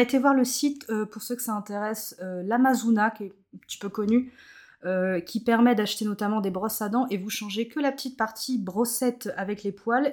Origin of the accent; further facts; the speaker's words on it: Plouharnel, Brittany, France; now in Nantes area, France; je suis originaire de Plouarnel, alors c'est un petit bourg à côté de Carnac. bonne bretonne, bien chauvine comme il faut.